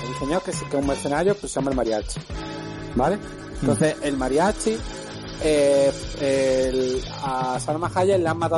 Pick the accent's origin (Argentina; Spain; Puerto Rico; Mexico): Argentina; Y si además yo soy argentino, y dice, pero además que yo venía de.